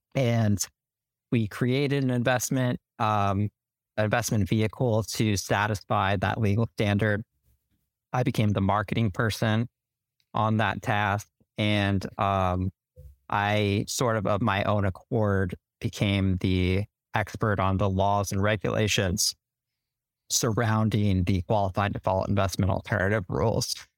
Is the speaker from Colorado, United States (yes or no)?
yes; Denver, Colorado, United States; moved away as an adult; also born or lived in Alabama; now in Washington, D.C., United States; I'm from Denver, Colorado